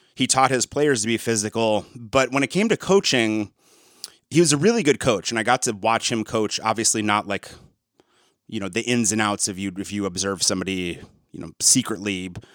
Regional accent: East Lansing, Michigan, United States; I grew up in around East Lansing, Michigan

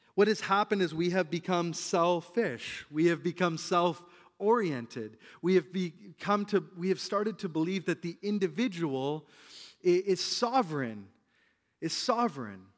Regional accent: British Columbia, Canada; us as British Columbians

